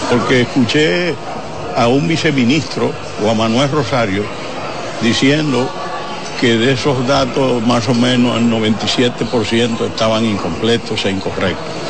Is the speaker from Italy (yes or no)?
no; Dominican Republic; como ciudadano, como dominicano